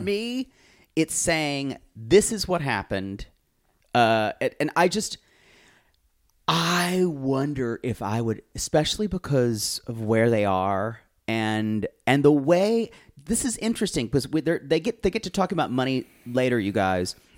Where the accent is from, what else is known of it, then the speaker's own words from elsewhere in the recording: the South, Southern United States, United States; the Southern culture that I was raised